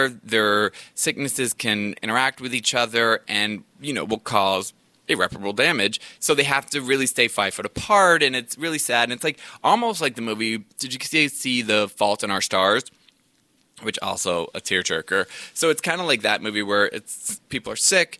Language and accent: English; the South, United States; I grew up in the South